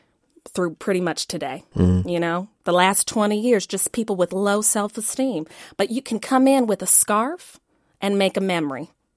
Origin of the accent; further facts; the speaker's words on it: Yeager, West Virginia, United States; So I'm from Yeager, West Virginia, small mountain town.